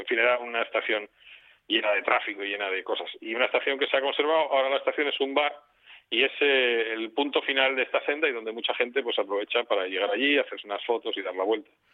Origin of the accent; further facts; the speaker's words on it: Mieres, Asturias, Spain; todos los que somos de Mieres de cierta edad